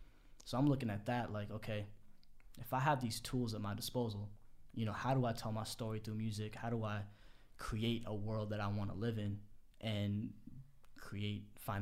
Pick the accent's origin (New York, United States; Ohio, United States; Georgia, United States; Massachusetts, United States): Massachusetts, United States; Boston; Right outside Boston, yeah.